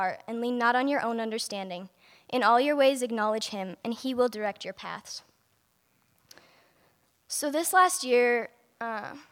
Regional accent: Denton, Montana, United States; I'm from Denton, Montana. I was blessed to be raised in a Christian home

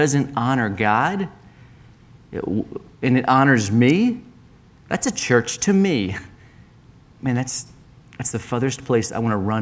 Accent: Maryland, United States; moved away as an adult; now in Bozeman, United States; we came from Maryland to Bozeman 6 years ago

